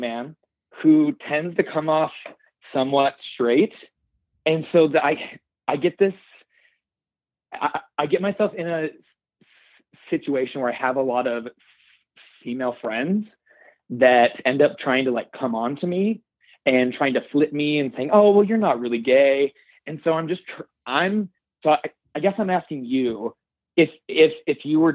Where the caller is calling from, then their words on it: Idaho, United States; calling from Idaho